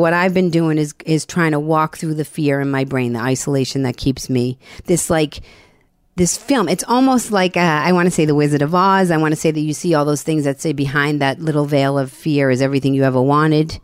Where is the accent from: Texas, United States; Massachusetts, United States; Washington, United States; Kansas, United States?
Massachusetts, United States; Boston; I'm from Boston.